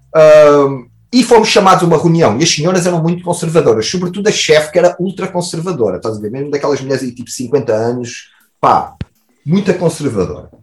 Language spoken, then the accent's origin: Portuguese; Portugal; nós, como bom Tuga